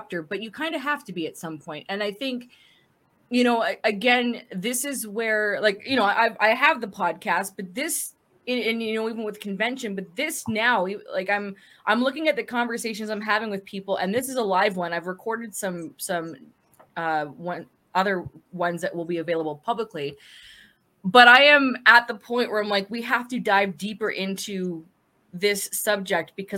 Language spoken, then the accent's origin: English; Canada; I'm Canadian, but I don't understand French, like, beyond grade two.